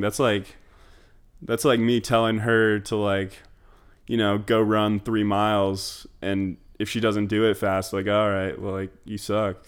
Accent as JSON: {"language": "English", "town": "Sandy", "region": "Utah", "country": "United States", "tie": "born or raised there", "moved": "as an adult", "said": "grew up in Sandy, Utah"}